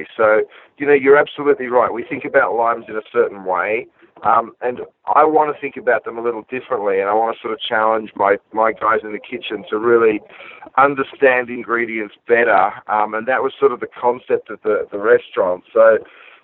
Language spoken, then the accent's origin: English; Australia; moved away as an adult; now in Los Angeles, United States; growing up in Australia? There was literally a butcher shop on every corner.